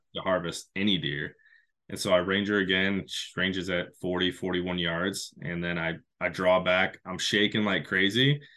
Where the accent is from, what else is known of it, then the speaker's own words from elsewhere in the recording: Michigan, United States; back in my home state of Michigan